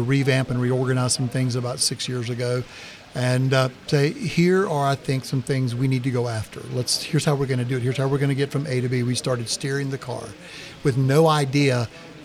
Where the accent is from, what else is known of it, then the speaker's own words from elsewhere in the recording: the South, United States; as we say in the South